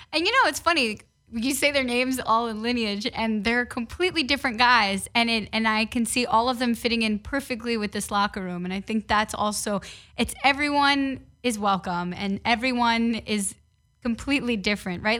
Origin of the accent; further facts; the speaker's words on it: New York City, New York, United States; moved away as an adult; also born or lived in Syracuse, New York / Los Angeles; I grew up playing baseball in the Bronx